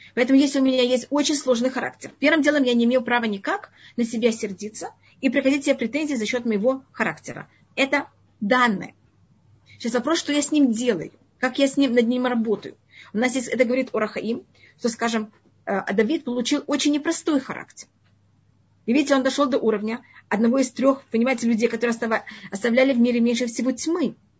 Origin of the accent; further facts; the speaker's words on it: Tashkent, Uzbekistan; moved away; я родилась в Узбекистане, в Ташкенте